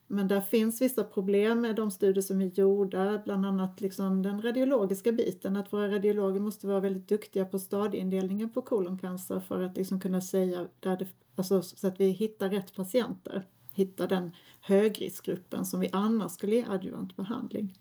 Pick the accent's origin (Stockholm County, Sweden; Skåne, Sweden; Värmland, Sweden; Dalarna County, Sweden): Skåne, Sweden; Lund; jag är från Lund ursprungligen